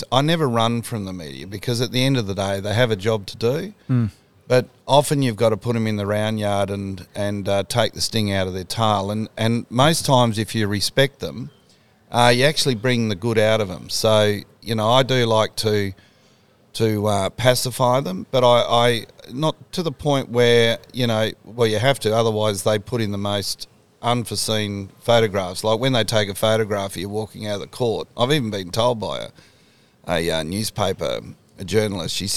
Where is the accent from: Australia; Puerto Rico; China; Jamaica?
Australia; the point is, we are Australian, um, but it doesn't matter who we are individually